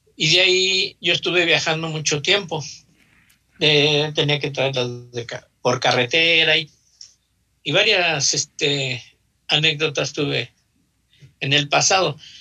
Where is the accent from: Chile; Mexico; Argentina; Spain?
Mexico; Mexico City; Yo nací en la colonia Janitzio. Está pegadito a la colonia Morelos. Ok. Soy chilango.